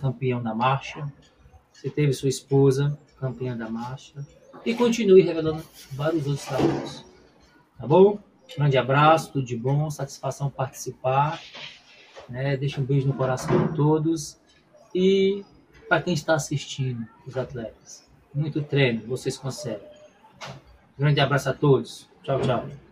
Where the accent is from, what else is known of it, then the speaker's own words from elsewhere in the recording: Brasília, Federal District, Brazil; Brasília, minha terra.